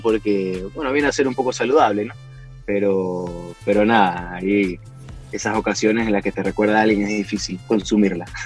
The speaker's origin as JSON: {"language": "Spanish", "town": "Guayaquil", "region": "Guayas", "country": "Ecuador", "said": "somos de Ecuador, éramos de Ecuador, bueno, y ahora solo, como te digo, solo quedo yo pero de Guayaquil"}